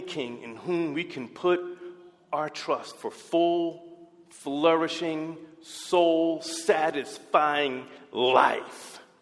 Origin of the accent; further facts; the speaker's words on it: United States; our American presidents